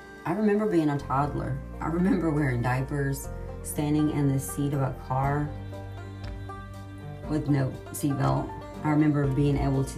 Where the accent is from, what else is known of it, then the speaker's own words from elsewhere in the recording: Atmore, Alabama, United States; I was born in Atmore in 69.